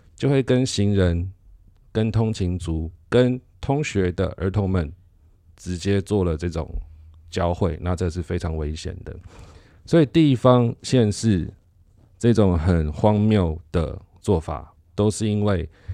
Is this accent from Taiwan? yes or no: yes; Taiwan; 我们台湾人